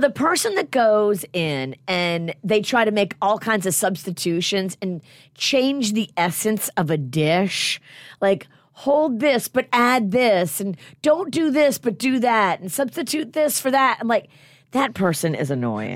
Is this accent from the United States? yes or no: yes; New Orleans, Louisiana, United States; I grew up in New Orleans